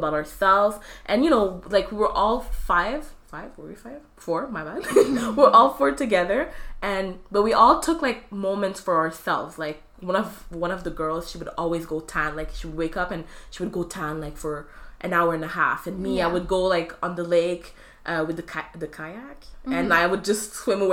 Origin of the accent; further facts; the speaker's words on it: Quebec, Canada; accent: Quebecer; my Quebecer accent